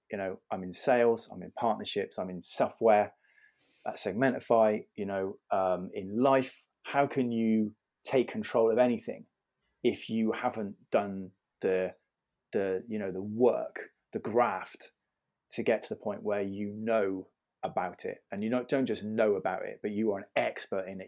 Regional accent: Bath, South West England, United Kingdom; also born or lived in London; I was born in Bath

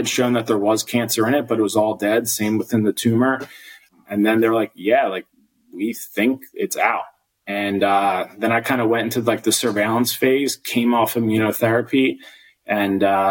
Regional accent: just outside of Atlantic City, New Jersey, United States; I grew up just outside of Atlantic City with two brothers.

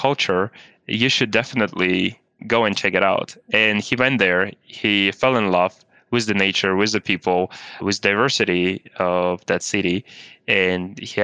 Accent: Kazakhstan; also born or lived in Switzerland; now in United States; I grew up in Kazakhstan.

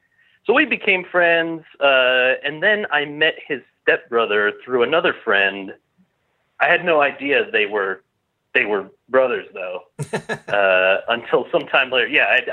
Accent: Minneapolis–Saint Paul, Minnesota, United States; I'm Sisseton, Wapton, Dakota guy. I grew up in the Twin Cities over in Minnesota there.

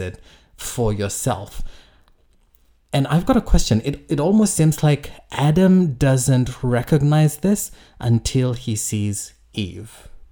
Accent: Fiji; I grew up in Fiji

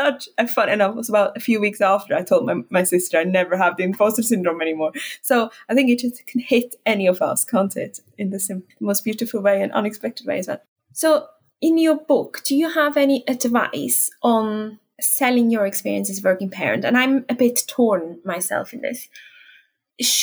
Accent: Switzerland; I'm from Switzerland

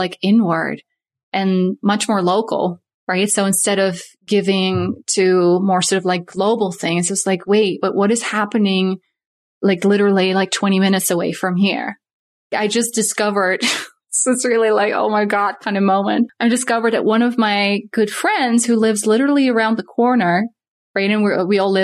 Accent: Netherlands; also born or lived in Saskatoon area, Saskatchewan, Canada; now in Saskatoon, Canada; I'm from Holland, so moved

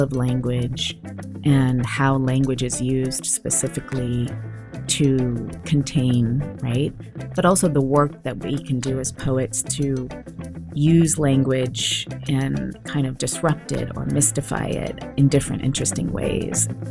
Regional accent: Santa Cruz, California, United States; I was basically born and raised in Santa Cruz, California in the 70s

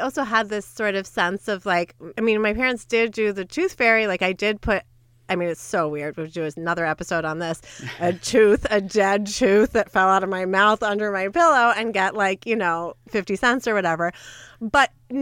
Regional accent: United States; growing up in the United States as a non-Christmas celebrator

